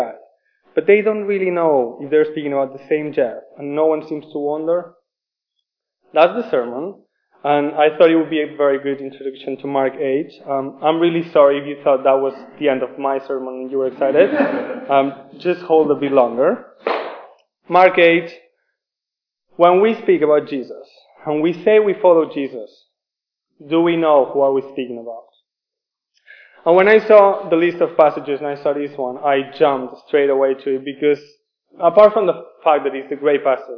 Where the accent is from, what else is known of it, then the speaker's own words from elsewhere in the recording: Spain; English is a second language; moved away as an adult; now in Oxford, United Kingdom; I am from Spain. Forgive me for my accent